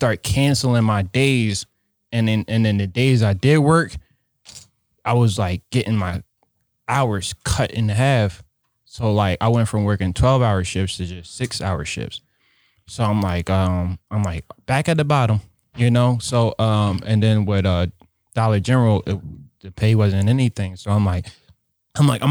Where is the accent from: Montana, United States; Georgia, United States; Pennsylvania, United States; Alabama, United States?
Pennsylvania, United States; Philadelphia; moved away as an adult; also born or lived in New York; now in Wisconsin, United States; me growing up in Philadelphia